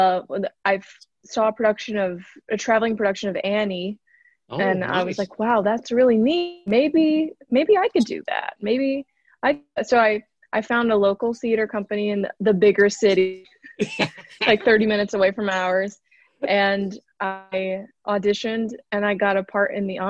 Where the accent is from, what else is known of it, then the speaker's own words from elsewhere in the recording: Arkansas, United States; accent: Arkansas; I grew up in Arkansas